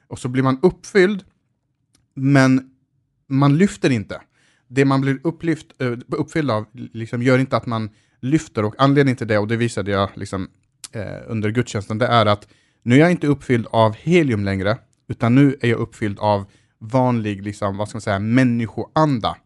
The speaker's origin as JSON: {"language": "Swedish", "town": "Malmö", "region": "Skåne", "country": "Sweden", "tie": "born or raised there", "said": "jag växte upp i Rosengård"}